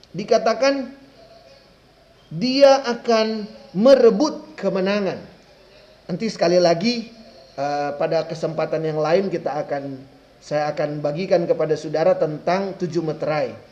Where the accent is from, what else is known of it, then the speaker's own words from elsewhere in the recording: Manado, North Sulawesi, Indonesia; Sampai kepada saya orang Manado.